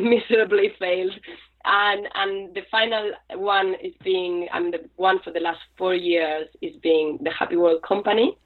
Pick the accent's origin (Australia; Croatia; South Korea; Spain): Spain; moved away as an adult; now in London, United Kingdom; I'm from Spain, España, and I came to London eight years ago